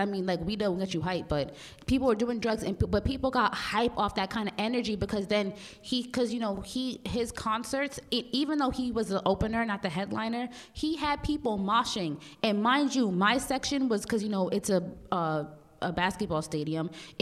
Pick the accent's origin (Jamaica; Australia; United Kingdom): Jamaica; I'm West Indian, too, and I say...